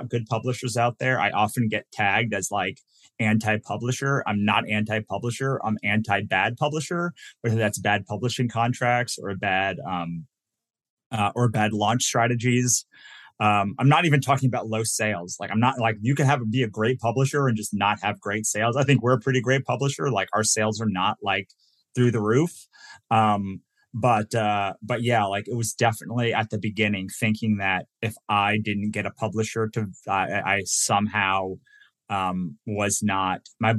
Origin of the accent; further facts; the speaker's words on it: Virginia, United States; moved away as an adult; also born or lived in New Jersey / Maryland; now in Los Angeles, United States; I was born in New Jersey, raised in Virginia, went to school in Maryland